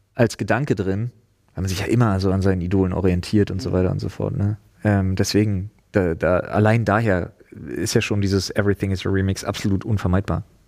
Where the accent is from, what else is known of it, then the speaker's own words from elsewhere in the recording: East Germany, Germany; also born or lived in Storkow, Brandenburg; Ich bin Ossi.